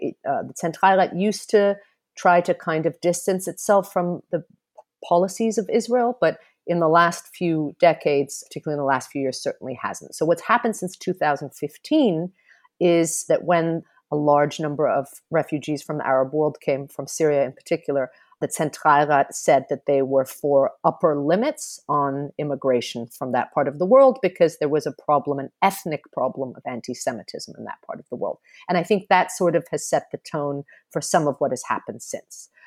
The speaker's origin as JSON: {"language": "English", "country": "Germany", "tie": "born or raised there", "also_born_or_lived": "United States / Lebanon", "moved": "as an adult", "lives_now": "Berlin, Germany", "said": "I grew up in Germany, and have also lived in the U S and Lebanon"}